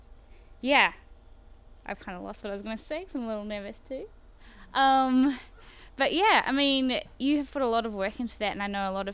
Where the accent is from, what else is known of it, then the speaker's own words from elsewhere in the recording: New Zealand; moved away; also born or lived in Australia; I was born in Australia, and so I'm kind of Australian, but I've been in New Zealand for 13 years, so I'm more wife, I call myself more Kiwi